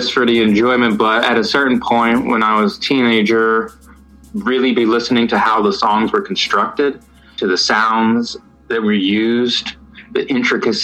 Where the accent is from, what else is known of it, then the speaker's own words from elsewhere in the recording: New Jersey, United States; now in Los Angeles, United States; grew up in New Jersey in America. And now I live in Los Angeles.